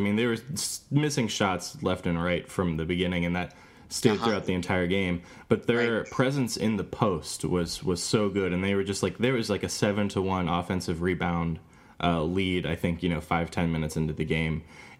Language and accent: English; North Carolina, United States; I'm from North Carolina, and I've kind of always known ACC is like North Carolina basketball.